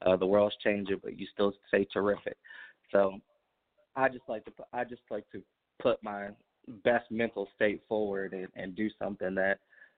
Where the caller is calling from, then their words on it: Indianapolis, Indiana, United States; I'm calling from Indianapolis, Indiana, from Naptown.